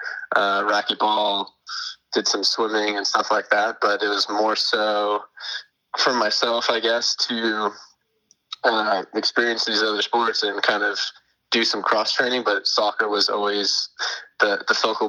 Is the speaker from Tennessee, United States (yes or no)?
no; San Jose, California, United States; I grew up in San Jose, California